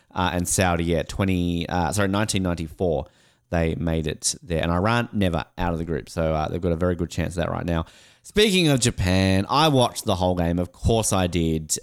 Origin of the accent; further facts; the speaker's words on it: Australia; I'm an Australian